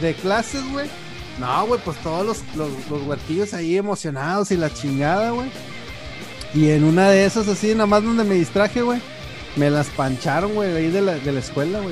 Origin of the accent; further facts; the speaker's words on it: Monterrey, Nuevo León, Mexico; also born or lived in Torreón, Coahuila, Mexico; yo nací en Torreón y mis hermanos, güey. Y luego nos vinimos a Monterrey como en el 94